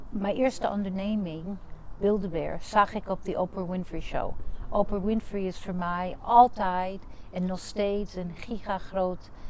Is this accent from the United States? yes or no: yes; United States; Dutch is a second language; now in Netherlands; ik ben Amerikaans. Ik ben in Amerika geboren en getogen, maar mijn ouders, Santiago, die komen uit Puerto Rico.